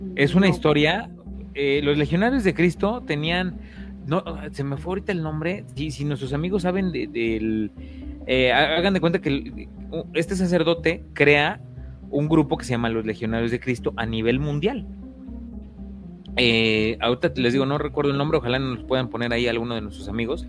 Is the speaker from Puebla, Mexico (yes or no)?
yes; Puebla, Mexico; Yo soy del estado de Puebla